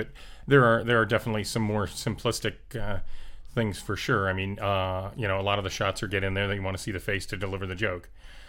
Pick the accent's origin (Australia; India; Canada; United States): United States; South Florida; moved away as an adult; also born or lived in Colorado / Ohio / Orlando; So I grew up in South Florida, and then I went off to school at University of Colorado and Ohio State.